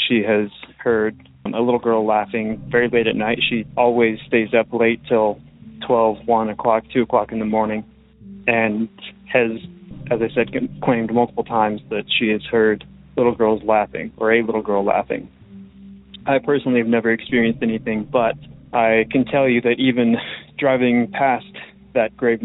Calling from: Oregon, United States; I'm calling from Oregon

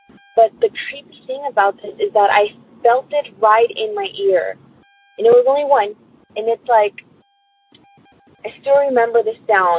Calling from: California, United States; I'm calling from California.

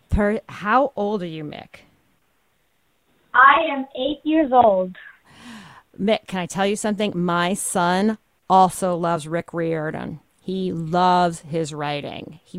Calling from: New York City, New York, United States; New York City.

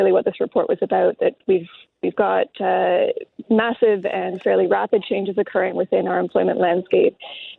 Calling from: Ottawa, Ontario, Canada; I'm joining you from Ottawa.

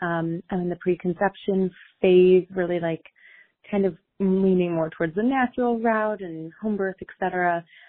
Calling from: Colorado, United States; I'm calling from Colorado.

